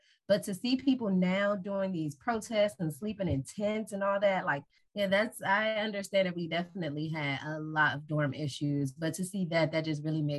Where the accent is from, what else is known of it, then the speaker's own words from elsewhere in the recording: Pennsylvania, United States; moved away as an adult; I came from Pennsylvania, so equally it's kind of far.